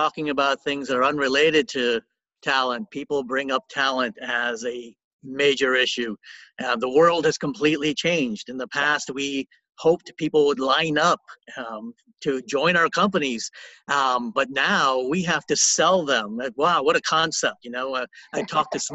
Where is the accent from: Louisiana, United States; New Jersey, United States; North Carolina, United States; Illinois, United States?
Louisiana, United States; New Orleans; I was born and raised in New Orleans